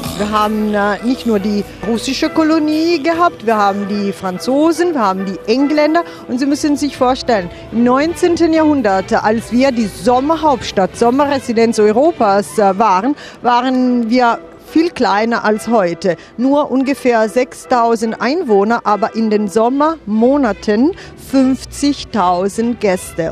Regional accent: Piedmont, Italy; now in Baden-Baden, Germany; Und ich komme aus dem Piemonte, also aus der Weinregion

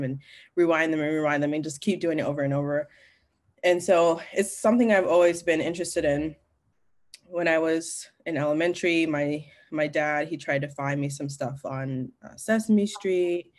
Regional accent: Kalamazoo, Michigan, United States; moved away as an adult; also born or lived in Montclair, New Jersey; now in Los Angeles, United States; I was born in New Jersey, Montclair, New Jersey. And then I moved, my mom got remarried and I moved to Kalamazoo, Michigan.

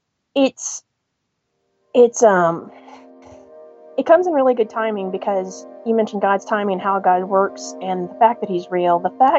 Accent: Illinois, United States; I am from Illinois

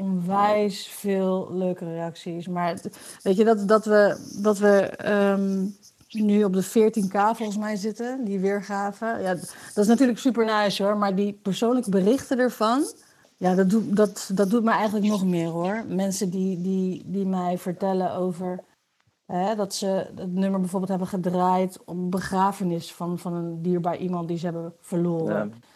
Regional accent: Wierden, Overijssel, Netherlands; moved away as an adult; also born or lived in Enschede; now in Amsterdam, Netherlands; ik ben eh, geboren in Enschede. En ik ben opgegroeid in Wierden, in de Molukse wijk

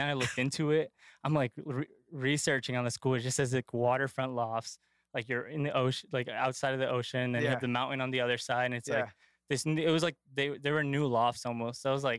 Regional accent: Worcester, Massachusetts, United States; I'm from Worcester, Massachusetts. I grew up here in three different neighborhoods, kind of started in Maine South.

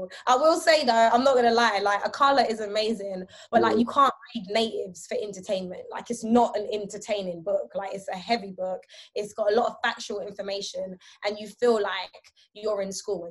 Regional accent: London, United Kingdom; also born or lived in Brooklyn, New York, United States; I was born in South London

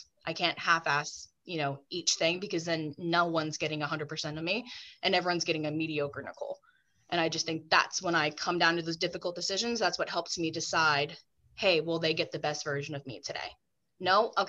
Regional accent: the South, United States; I grew up in the South. Saying no to people was like kind of not acceptable.

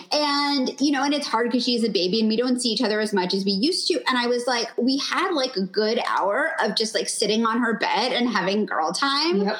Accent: New York, United States; now in Los Angeles, United States; I'm originally from New York

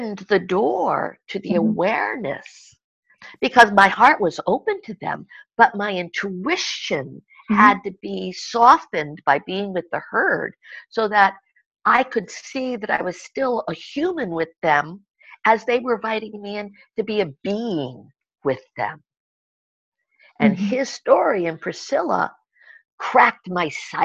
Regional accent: United States; moved away as an adult; also born or lived in Europe; I have lived in Europe long enough to know that as an American, we were not educated to have many languages

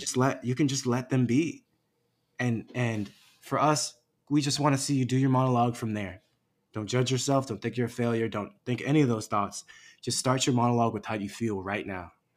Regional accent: United States; fellow Chinese American

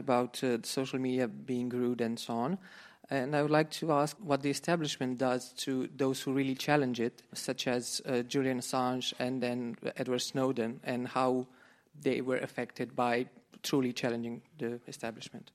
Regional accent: Romania; I'm from Romania

